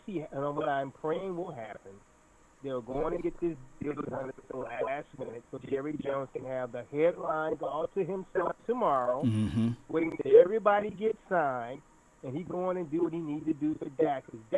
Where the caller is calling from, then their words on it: Rio de Janeiro, Brazil; I'm calling from Brazil.